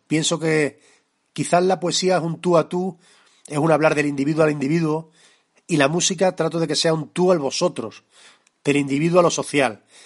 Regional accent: Extremadura, Spain; accent: extremeño; canto con mi acento y canto como extremeño, que es como más me siento

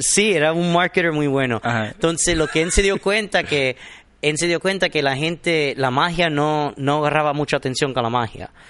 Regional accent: Miami, Florida, United States; soy nacido aquí en Miami de padre cubano

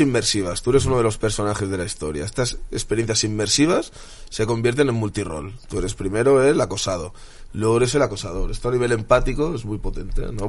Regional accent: Spain; soy un patriota español, me encanta España, me encantan los españoles

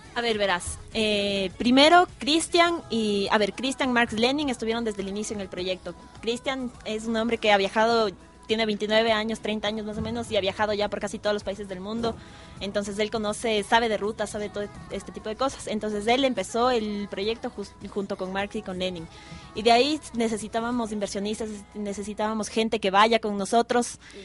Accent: Ecuador; todos somos ecuatorianos

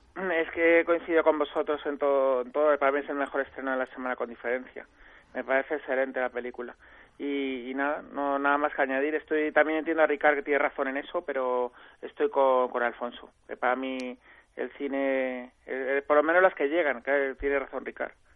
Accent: Madrid, Community of Madrid, Spain; yo que soy de Madrid

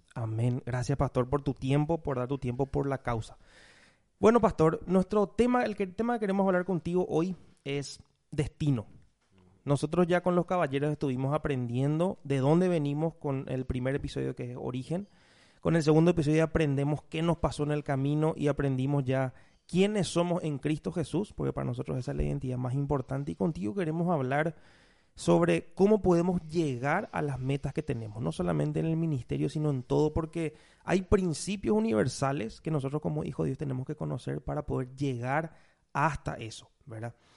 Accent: Paraguay; los paraguayos de repente somos sociables

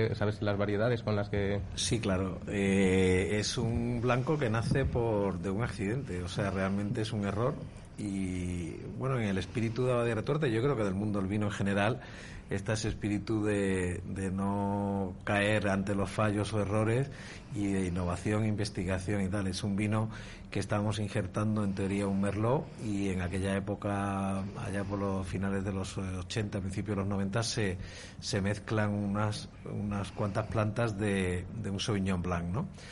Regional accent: Seville, Andalusia, Spain; now in Valladolid, Spain; Yo soy de Sevilla

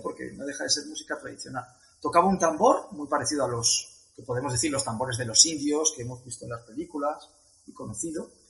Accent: Spain; vengo de España haciendo la ruta de la seda

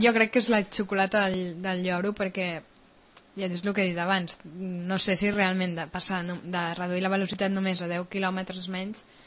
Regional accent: Catalonia, Spain; som catalans

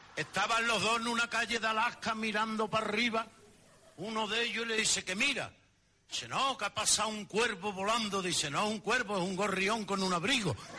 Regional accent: Andalusia, Spain; nosotros somos exagerados, los andaluces somos muy exagerados

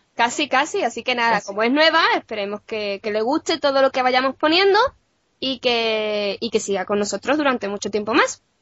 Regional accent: Puerto Real, Andalusia, Spain; yo soy de Puerto Real

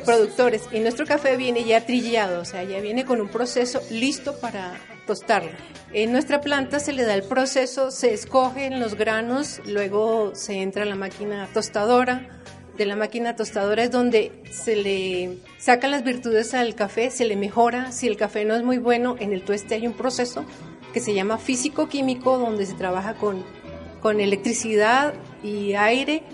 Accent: Bogotá, Colombia; now in Quito, Ecuador; yo vengo de Bogotá

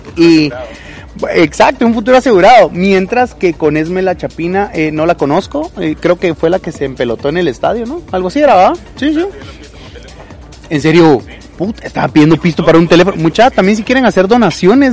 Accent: Salamá, Baja Verapaz, Guatemala; moved away as an adult; now in Jalapa, Guatemala; yo me crié también en Salamá

